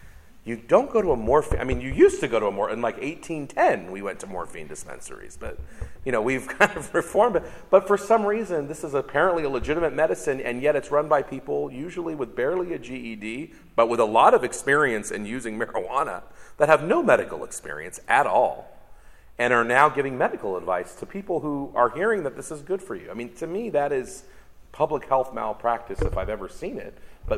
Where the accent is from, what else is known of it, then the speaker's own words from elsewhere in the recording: California, United States; it started in my home state, California, in 1996